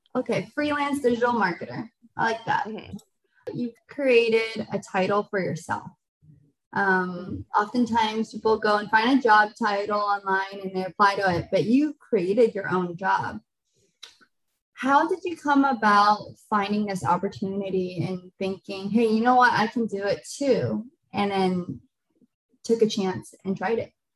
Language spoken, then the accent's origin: English; Seattle, Washington, United States; I grew up in Seattle, Washington